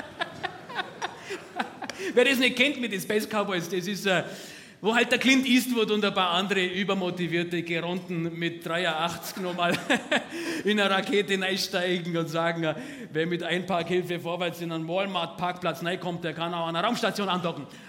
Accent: Stefans Riertheim, Bavaria, Germany; bei uns in Stefans Riertheim

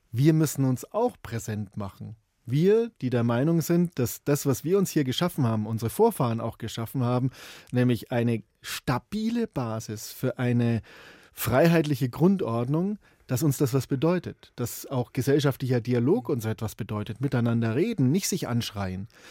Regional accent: Bavaria, Germany; bei uns in Bayern

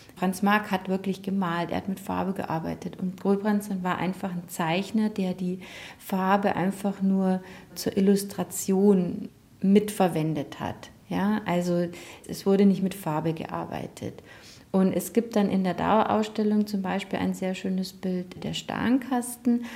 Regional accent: Germany; Wir Deutschen

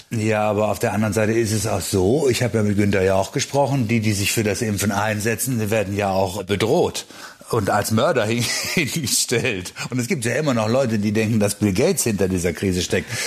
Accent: Germany; bei uns in Deutschland.

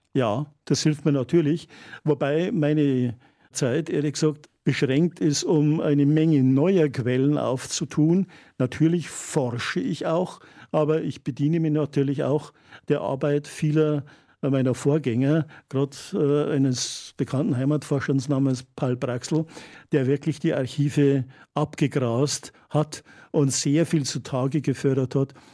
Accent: Geiselhöring, Bavaria, Germany; also born or lived in Straubing / Regensburg / Weiden; now in Freyung, Germany; ich komme ja aus Geiselhöring, einem kleinen Städtchen, und mein Vater hat mich also als Kind sehr viel äh, in die Wälder mitgenommen

